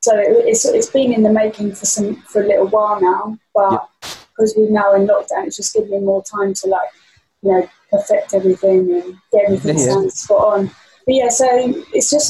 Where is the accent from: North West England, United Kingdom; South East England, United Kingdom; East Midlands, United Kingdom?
South East England, United Kingdom; a town near Brighton; moved away as an adult; also born or lived in London / Ibiza; I'm from a town near Brighton, and I moved from my hometown that I've grown up in like my whole life.